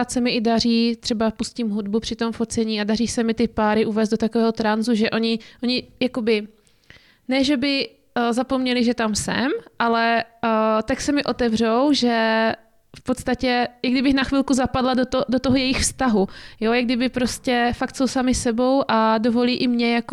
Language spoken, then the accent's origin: Czech; Zlín, Zlín Region, Czechia; now in Opava, Czechia; No, tak já pocházím ze Zlína, a můžu říct, že od té doby, co bydlím v Opavě, tak eh, to fakt hrdě říkám, že pocházím ze Zlína